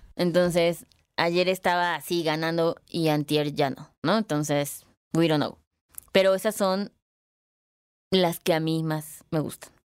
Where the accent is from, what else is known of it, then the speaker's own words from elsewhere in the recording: Guadalajara, Jalisco, Mexico; moved away; soy dueña de 5 ladrillos en Guadalajara, ¿no? A ver ahí cuando, cuando voy a mi tierra